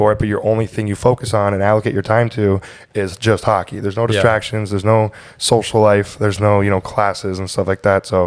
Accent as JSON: {"language": "English", "town": "Sartell", "region": "Minnesota", "country": "United States", "tie": "born or raised there", "said": "I'm from Minnesota, Sartell, Minnesota. Grew up in a small town."}